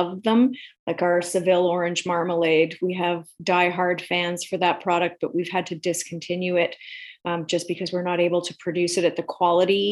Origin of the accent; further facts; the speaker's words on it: Alberta, Canada; I grew up in Alberta, and like any Alberta girl of my generation